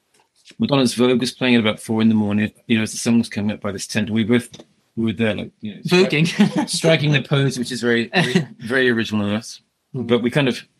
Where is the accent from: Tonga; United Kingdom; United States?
United Kingdom; Solihull, West Midlands; I'm from Birmingham, Solihull.